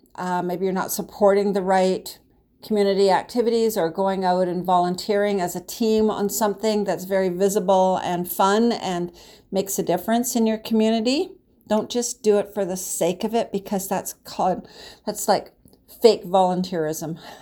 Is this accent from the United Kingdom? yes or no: no; Canada; I'm Canadian